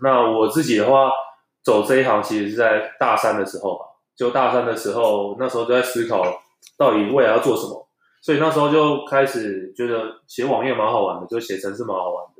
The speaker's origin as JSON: {"language": "Chinese", "town": "Taichung", "country": "Taiwan", "also_born_or_lived": "Taipei", "moved": "as an adult", "said": "因为台中人，然后到台北工作到那个一个物流商"}